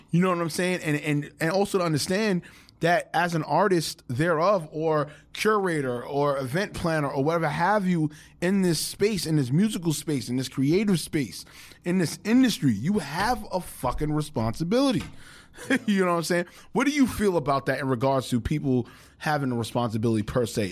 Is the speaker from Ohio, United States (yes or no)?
no; New York City, New York, United States; we're from New York